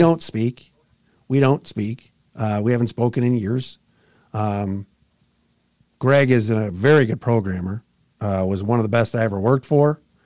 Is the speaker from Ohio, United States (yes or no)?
yes; Cleveland, Ohio, United States; moved away; I grew up in Cleveland